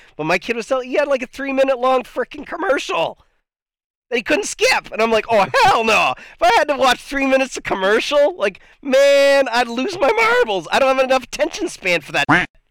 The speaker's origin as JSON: {"language": "English", "country": "Canada", "said": "I'm Canadian"}